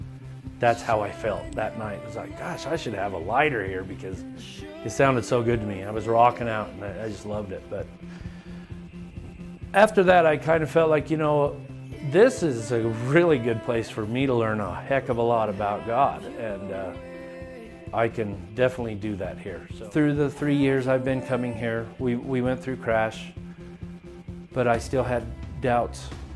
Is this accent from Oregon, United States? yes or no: no; Salt Lake City, Utah, United States; I was raised here in Salt Lake City. I was raised in an LDS family.